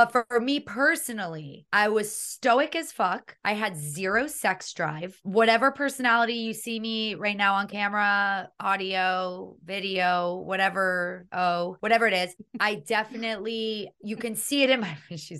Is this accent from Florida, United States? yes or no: yes; Miami, Florida, United States; I don't know about in your household, but I grew up in a house where everybody got shit done. Living in Miami.